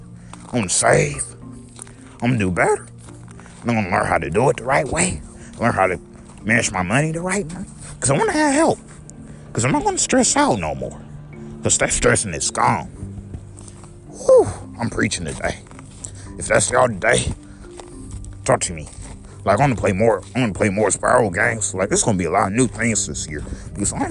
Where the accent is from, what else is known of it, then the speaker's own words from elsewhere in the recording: United States; I love our country. I love our country. Because I'm an American